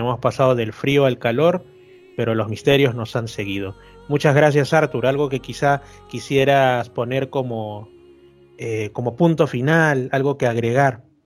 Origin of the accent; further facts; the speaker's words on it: Lima, Peru; yo soy de Lima, yo como digo, yo he vivido toda mi vida en Lima